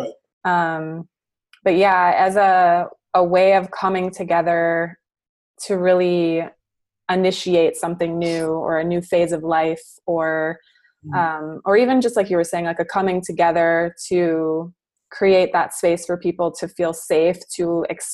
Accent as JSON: {"language": "English", "region": "Midwest", "country": "United States", "tie": "born or raised there", "said": "I grew up in the Midwest"}